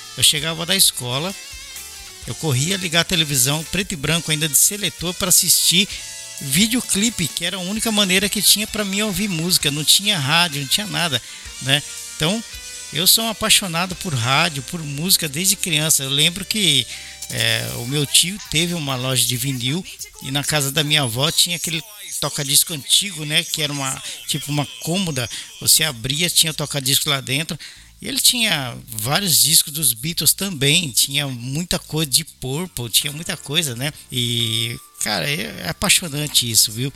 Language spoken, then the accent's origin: Portuguese; São Paulo, Brazil; also born or lived in Belo Horizonte; now in Japan; eu sou paulista, nascido em São Paulo, mas eu morei quase 10 anos em BH antes de voltar para o Japão